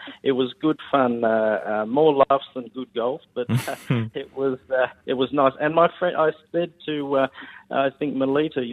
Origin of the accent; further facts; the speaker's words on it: Queensland, Australia; I'm a Queenslander.